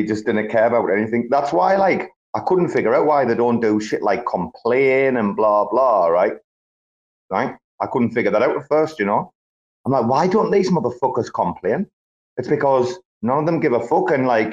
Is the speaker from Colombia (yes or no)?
no; England, United Kingdom; moved away as an adult; it's a decade since I've been back to my home country and seen my own family